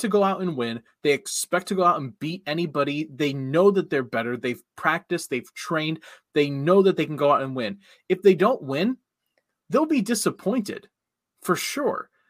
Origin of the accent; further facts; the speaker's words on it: Cincinnati country, Ohio, United States; moved away; I grew up in Cincinnati country